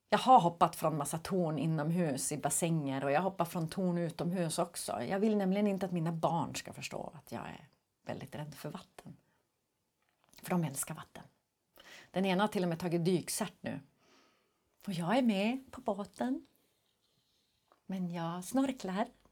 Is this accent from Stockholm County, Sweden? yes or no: no; Skellefteå, Västerbotten County, Sweden; jag är ju ändå från Skellefteå.